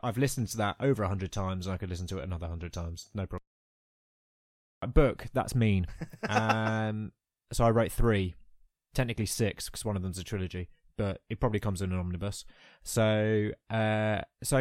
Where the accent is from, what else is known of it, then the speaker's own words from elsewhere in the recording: United Kingdom; we're British